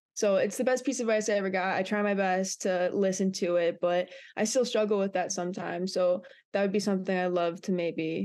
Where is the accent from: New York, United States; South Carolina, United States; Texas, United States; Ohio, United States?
Ohio, United States; Brunswick; moved away as an adult; also born or lived in Michigan; I'm from Brunswick, Ohio.